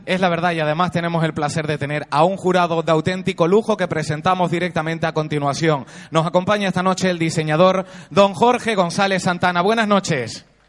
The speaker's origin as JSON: {"language": "Spanish", "town": "Puerto de la Cruz", "region": "Canary Islands", "country": "Spain", "said": "yo que soy de Puerto de la Cruz"}